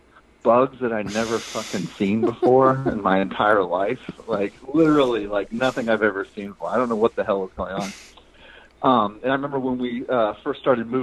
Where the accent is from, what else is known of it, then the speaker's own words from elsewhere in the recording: Marion, Alabama, United States; the town I grew up in was about 30 minutes from Selma, Alabama. It's out in the middle of nowhere. It's called Marion, Alabama.